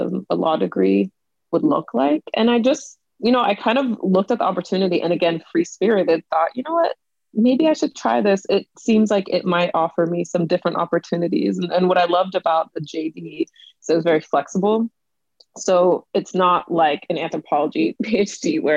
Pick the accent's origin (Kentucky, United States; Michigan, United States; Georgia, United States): Georgia, United States; Atlanta; moved away as an adult; now in London, United Kingdom; I was born and raised in Atlanta, went to high school and even college there